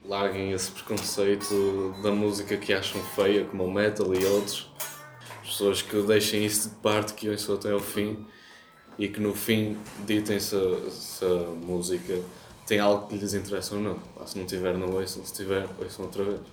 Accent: São Paulo, Brazil; moved away as an adult; now in Porto, Portugal; sou brasileiro, estou estudando Ciência e Comunicação aqui na Faculdade de Letras da Universidade do Porto e vim de São Paulo

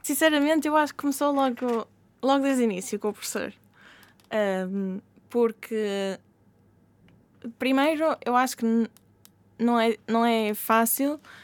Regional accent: Portugal; first language Portuguese; moved away as an adult; voltar a Portugal, uhum. um, estar perto da família, falar a minha língua nativa

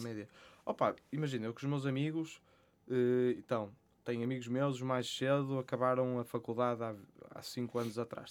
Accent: Porto, Norte, Portugal; sou do Porto, uh, tenho 26 anos

